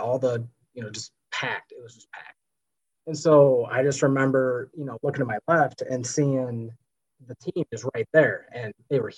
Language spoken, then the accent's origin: English; Ottawa, Illinois, United States; I grew up in Ottawa, Illinois, and my dad was a teacher at Ottawa High School